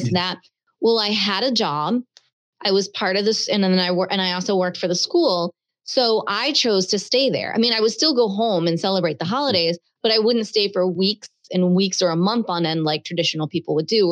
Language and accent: English; Baltimore, Maryland, United States; moved away; also born or lived in Cape Cod, Massachusetts / Bristol, Rhode Island; I grew up in Baltimore.